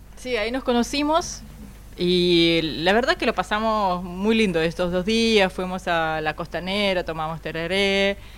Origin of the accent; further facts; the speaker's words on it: Russia; Spanish is a second language; moved away as an adult; also born or lived in Missouri, United States; soy de una ciudad que quedó como a dos horas de Moscú